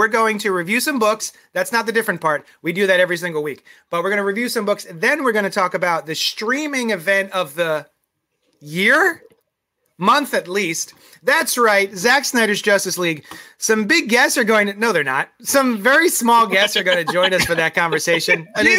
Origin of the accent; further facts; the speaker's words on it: Bahamas; I guess because it's a relaxing color from growing up in the Bahamas.